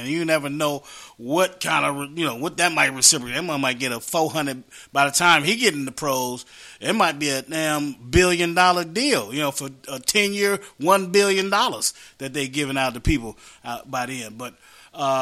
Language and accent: English; West Virginia, United States; moved away; We grew up together in West Virginia.